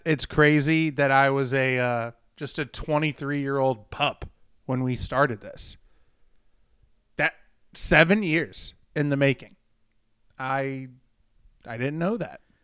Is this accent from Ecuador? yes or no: no; St. Louis, Missouri, United States; moved away as an adult; now in Jacksonville, United States; I grew up in Saint Louis